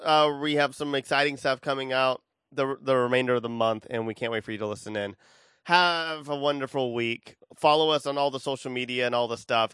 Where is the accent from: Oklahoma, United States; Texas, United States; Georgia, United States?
Texas, United States; Austin; I'm from Austin